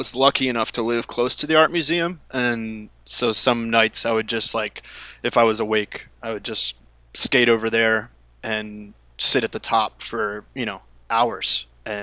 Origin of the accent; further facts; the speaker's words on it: outside Philadelphia, Pennsylvania, United States; moved away as an adult; now in Los Angeles, United States; growing up on the East Coast, or at least for where I was from, like outside of the city, outside of Philly